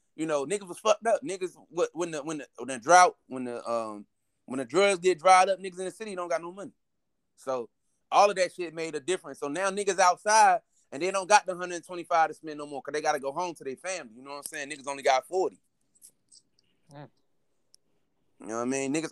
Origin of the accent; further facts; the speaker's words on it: North Carolina, United States; moved away; also born or lived in Baltimore; I was raised in the Carolinas